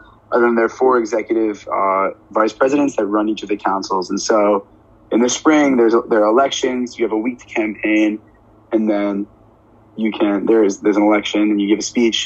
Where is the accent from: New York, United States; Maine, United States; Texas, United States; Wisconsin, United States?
New York, United States; I'm from New York